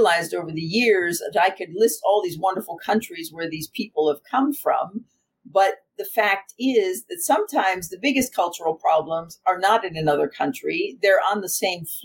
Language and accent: English; United States; now in Germany; I'm American, but I live in Germany